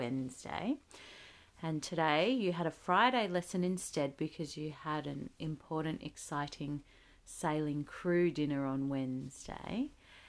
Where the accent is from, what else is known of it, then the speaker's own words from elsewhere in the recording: Australia; I'm Australian